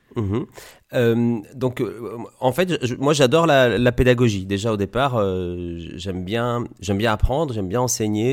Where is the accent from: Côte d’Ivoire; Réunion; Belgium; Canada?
Belgium; Liège, Wallonia; moved away as an adult; also born or lived in Italy / Granville, Normandy; now in Coutances, France; je suis né en Italie, c'est pour ça que j'ai un nom italien. Et j'ai grandi en Belgique. Et en Belgique, j'ai fait des études d'ingénieur, ce qu'on appelle ingénieur industriel, à Liège, là où j'habitais